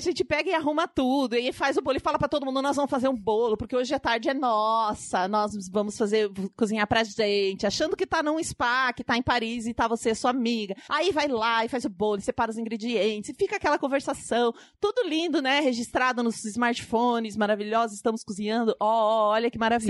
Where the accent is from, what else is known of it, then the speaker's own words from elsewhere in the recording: Pato Branco, Paraná, Brazil; now in São Paulo, Brazil; Eu vim de Pato Branco, que tem 80 mil habitantes no interior do Paraná.